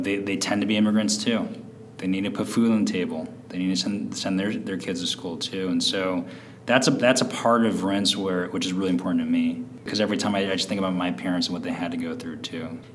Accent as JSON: {"language": "English", "town": "San Francisco", "region": "California", "country": "United States", "tie": "born or raised there", "said": "I grew up in San Francisco"}